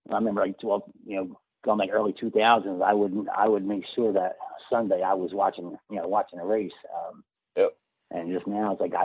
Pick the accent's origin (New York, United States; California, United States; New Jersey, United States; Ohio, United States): New Jersey, United States; Bridgeport; born and raised in Bridgeport, New Jersey